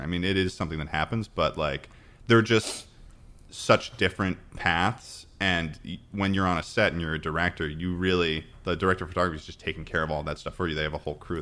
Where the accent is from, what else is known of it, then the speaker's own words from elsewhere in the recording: Massachusetts, United States; moved away as an adult; also born or lived in New York; I'm from Massachusetts